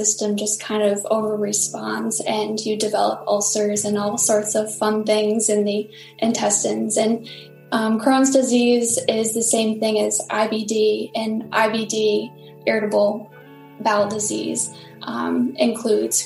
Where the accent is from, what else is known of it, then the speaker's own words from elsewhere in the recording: Rhode Island, United States; I am from Rhode Island and still live in Rhode Island.